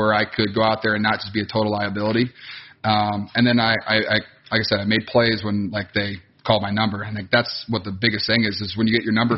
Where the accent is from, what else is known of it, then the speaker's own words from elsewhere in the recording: Wisconsin, United States; also born or lived in Iowa; growing up in Wisconsin